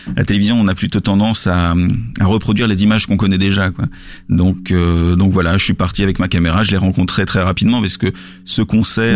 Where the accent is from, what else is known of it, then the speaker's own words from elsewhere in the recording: Lille, Hauts-de-France, France; je, suis pas euh, parisien, je suis lillois